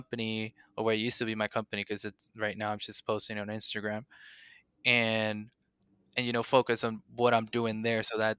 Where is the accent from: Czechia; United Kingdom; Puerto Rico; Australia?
Puerto Rico; I'm from Puerto Rico, and the resources we have there can't be be compared to the resources that are here in the States.